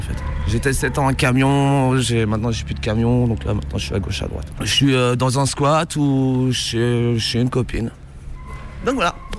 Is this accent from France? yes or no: yes; Brittany, France; moved away as an adult; je suis de Bretagne à l'origine